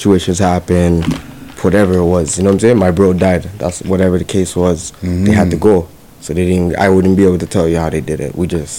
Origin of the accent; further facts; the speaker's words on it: Toronto, Ontario, Canada; Life was crazy, you know? I lived in the real Regent Park where, nighttime came on, you had to go home.